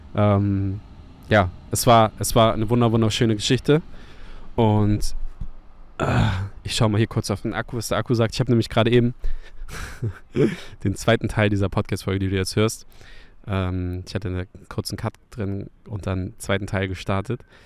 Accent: Hamburg, Germany; meine Heimatstadt Hamburg

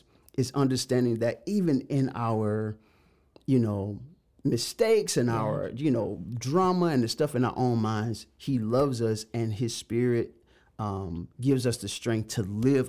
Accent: Macon, Georgia, United States; We were in the middle of the hood in Macon, Georgia. Shout out my hometown, Macon, Georgia.

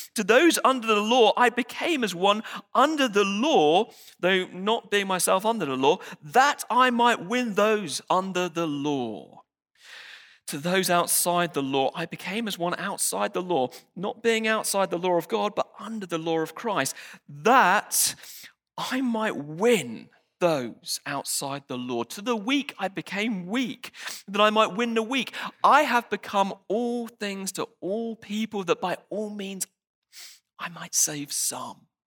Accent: United Kingdom; I'm British

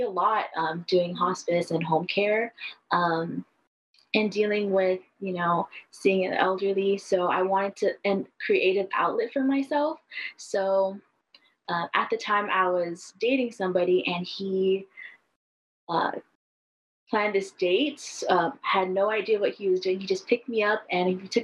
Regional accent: Kahuku, Hawaii, United States; also born or lived in Oregon; I'm from the North Shore of Oahu in a little town called Kahuku.

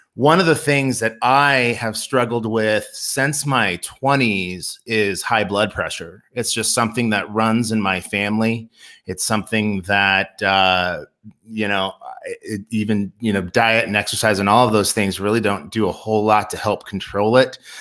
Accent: Nebraska, United States; where we grew up in Nebraska, where you could drive twenty minutes to Lincoln

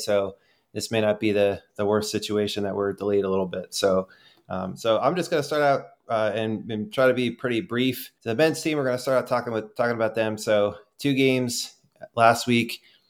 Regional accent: Pennsylvania, United States; I need to learn my Western Pennsylvania. I'm working on it, but I'm from Eastern PA, so I'm trying to balance myself out.

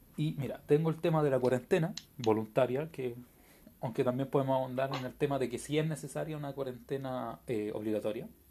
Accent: Chile; somos de Chile. Eh, creo que eso todo por nuestro acento y por nuestra forma de hablar

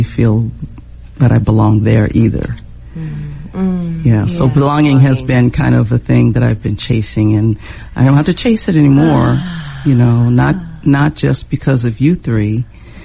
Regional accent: San Jose, California, United States; growing up in San Jose, bordering Los Gatos

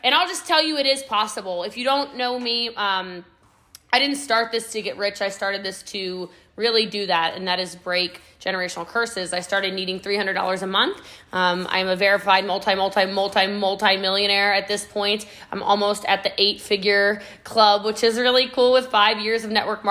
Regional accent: Middletown, Maryland, United States; now in Frisco, United States; I am from Middletown, Maryland, y'all. Okay. I live in Texas now. I live in Frisco, Texas.

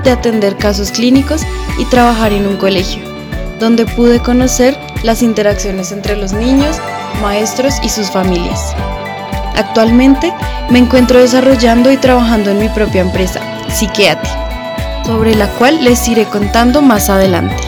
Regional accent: Colombia

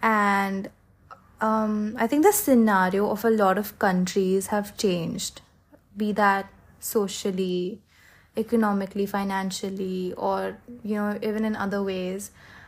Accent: Philadelphia, Pennsylvania, United States; born there; I was born in Pennsylvania, in Philadelphia, and I wanted to just go back there.

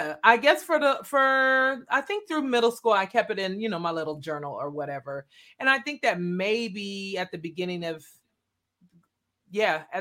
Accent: Wichita, Kansas, United States; I'm from Wichita, Kansas. So, okay, born and raised.

